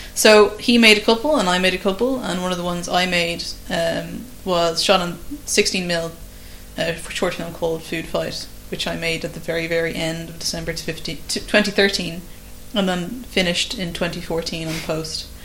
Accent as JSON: {"language": "English", "country": "Ireland", "said": "an Irish filmmaker"}